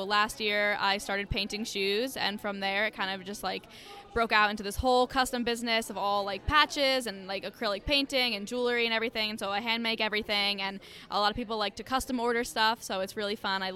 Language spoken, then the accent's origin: English; New Jersey, United States; I'm a sophomore here at St. Joe's. I'm from North Jersey.